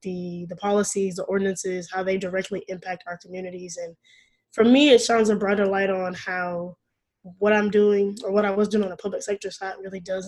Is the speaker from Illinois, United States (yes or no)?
no; Arlington, Texas, United States; I'm from Arlington, Texas, which is in the Dallas-Fort Worth Metroplex, North Texas area.